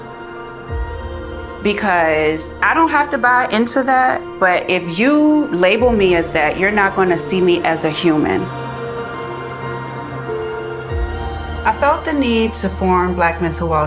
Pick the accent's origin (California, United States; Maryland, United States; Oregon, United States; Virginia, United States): Virginia, United States; Richmond; I grew up in Richmond, Virginia with my mom